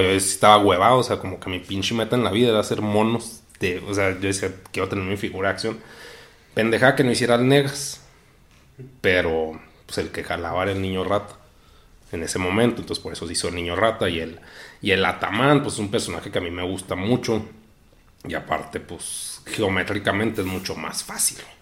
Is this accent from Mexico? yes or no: yes; Mexico; nací en México